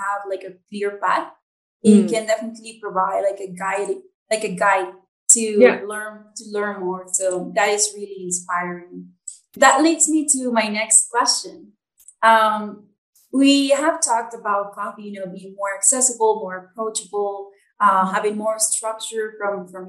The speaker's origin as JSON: {"language": "English", "country": "Nicaragua", "said": "I'm from Nicaragua."}